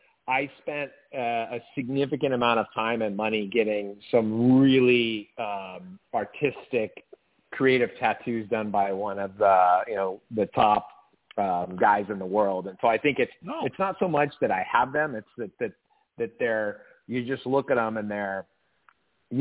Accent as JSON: {"language": "English", "region": "Southern California", "country": "United States", "tie": "born or raised there", "said": "I was born and raised in Southern California, you know, beach kid"}